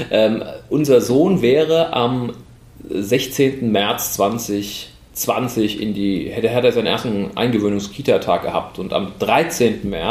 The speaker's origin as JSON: {"language": "German", "town": "Heidelberg", "region": "Baden-Württemberg", "country": "Germany", "tie": "born or raised there", "said": "bin hier tatsächlich auch gebürtiger Heidelberger, bin in Ziegelhausen geboren und aufgewachsen"}